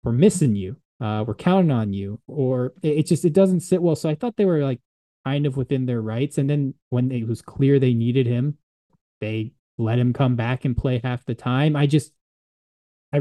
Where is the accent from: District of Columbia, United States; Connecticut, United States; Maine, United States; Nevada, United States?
District of Columbia, United States; Washington; I'm from the Washington, D.C. area